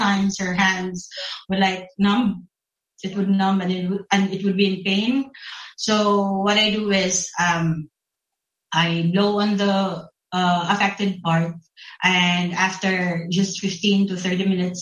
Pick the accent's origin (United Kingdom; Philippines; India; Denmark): Philippines; I'm from the Philippines